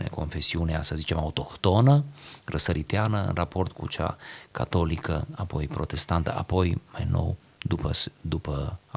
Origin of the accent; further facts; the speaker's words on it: Romania; măcar am cules noi ca români atâta din uh, sărăcie și istoria grea prin care am trecut